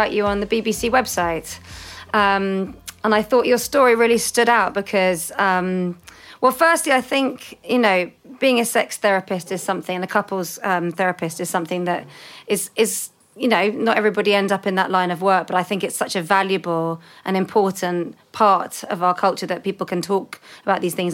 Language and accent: English; United Kingdom; here in the UK, growing up in the UK